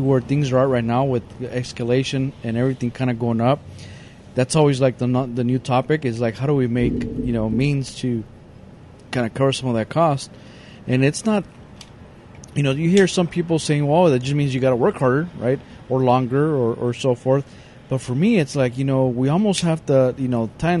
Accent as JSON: {"language": "English", "town": "Los Angeles", "region": "California", "country": "United States", "tie": "born or raised there", "said": "I grew up in East"}